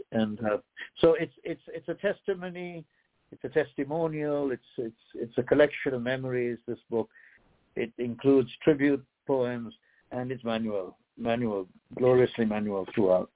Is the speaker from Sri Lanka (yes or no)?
yes; Sri Lanka; moved away; I myself am a translated man, a, a poet who was born in another country called Ceylon that no longer exists. Now it's known as Sri Lanka